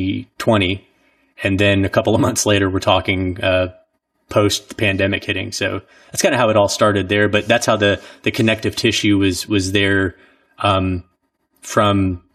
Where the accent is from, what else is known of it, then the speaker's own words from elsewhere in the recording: Southeast, United States; Since I'm from the Southeast, we drive back and forth, every year for Christmas to be able to spend a little bit more time on the East Coast with family.